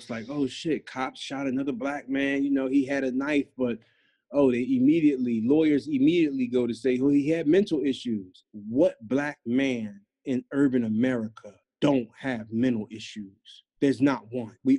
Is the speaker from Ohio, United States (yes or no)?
no; Philadelphia, Pennsylvania, United States; I'm from North Philly, specifically the Badlands.